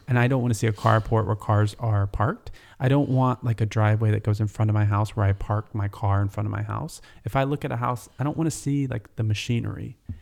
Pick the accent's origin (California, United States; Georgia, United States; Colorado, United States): Georgia, United States; North; where I grew up in North Georgia